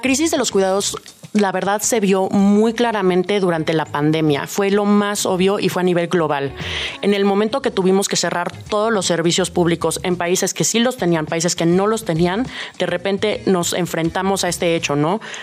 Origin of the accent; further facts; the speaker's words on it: Mexico City, Mexico; como buena chilanga